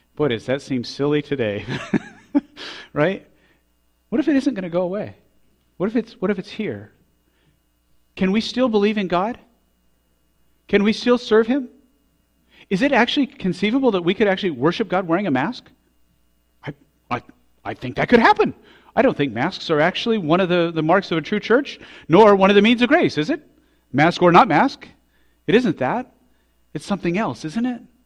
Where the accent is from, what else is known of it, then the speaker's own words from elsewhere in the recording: Colorado Springs, Colorado, United States; we grew up in Colorado Springs, and all our life we've said that Colorado Springs is the most beautiful place